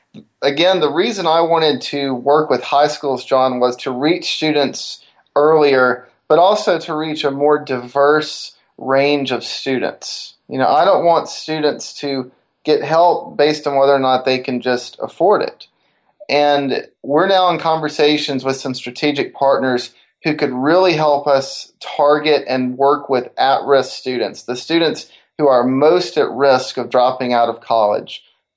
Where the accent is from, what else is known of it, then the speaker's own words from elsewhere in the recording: Decatur, Alabama, United States; growing up in Decatur, Alabama, the northern Alabama area, SpaceX has come there.